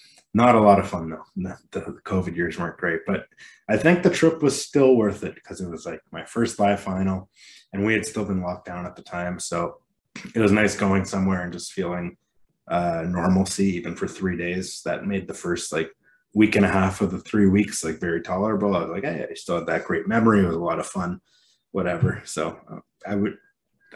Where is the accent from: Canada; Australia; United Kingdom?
Canada; I'm Canadian